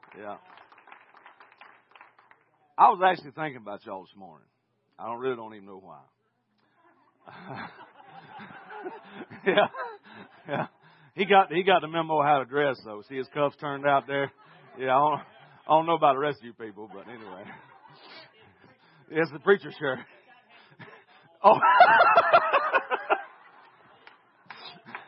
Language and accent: English; Willacoochee, Georgia, United States; I'm from Willacoochee, not Tulsa. Yeah, I'm downtown Coochie Town